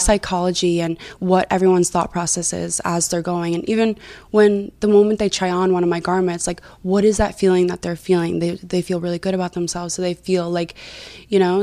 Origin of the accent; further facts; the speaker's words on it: New Jersey, United States; I'm originally from New Jersey